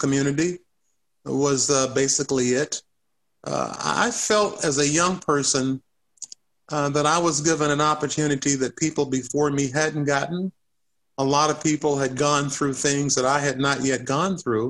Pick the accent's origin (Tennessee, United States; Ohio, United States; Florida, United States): Tennessee, United States; Chattanooga; moved away as an adult; also born or lived in Syracuse, New York / Seattle, Washington / New Orleans, Louisiana / Baton Rouge, Louisiana; now in Tallahassee, United States; I was washing dishes at a restaurant in my hometown of Chattanooga, Tennessee